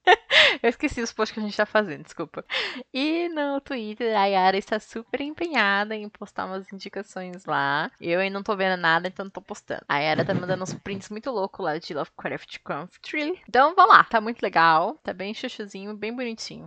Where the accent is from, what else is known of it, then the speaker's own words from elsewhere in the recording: São Paulo, Brazil; eu sou da ZL